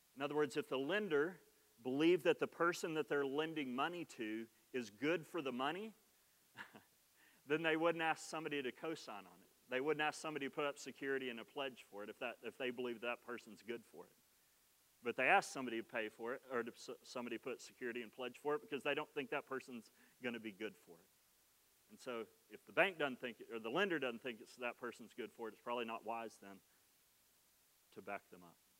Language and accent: English; Oklahoma, United States; accent: Oklahoma; my Oklahoma accent